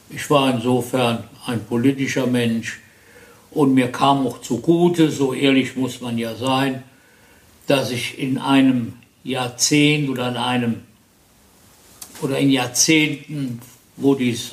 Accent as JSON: {"language": "German", "town": "Neuwied", "region": "Rhineland-Palatinate", "country": "Germany", "tie": "born or raised there", "said": "Äh, nein, ich bin hier in Neuwied."}